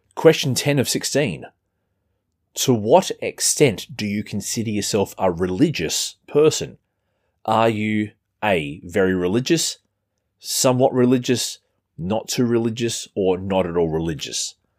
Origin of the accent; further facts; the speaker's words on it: Australia; as you can tell from our weird accent, I'm, I'm not American.